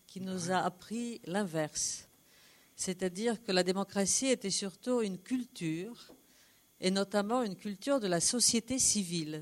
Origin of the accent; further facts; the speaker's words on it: Poland; je suis polonaise